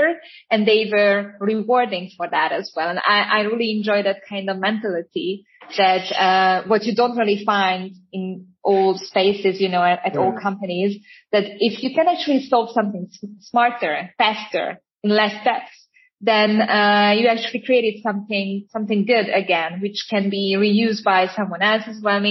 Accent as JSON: {"language": "English", "country": "Hungary", "said": "I am actually from Hungary"}